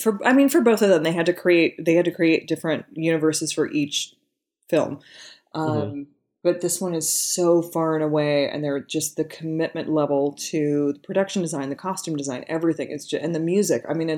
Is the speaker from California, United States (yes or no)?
yes; Northern California, United States; I grew up in Northern California, maybe 40 minutes away from where they shot Back to the Future 3, like those Western scenes.